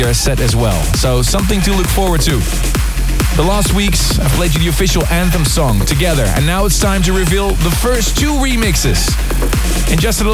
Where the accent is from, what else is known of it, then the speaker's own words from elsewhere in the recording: Netherlands; in my home country